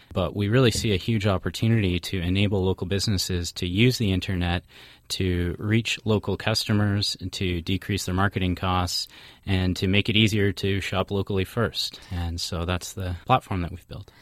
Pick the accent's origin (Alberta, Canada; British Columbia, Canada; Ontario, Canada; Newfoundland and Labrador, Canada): Ontario, Canada; Midland; my hometown, which is uh, Midland, Ontario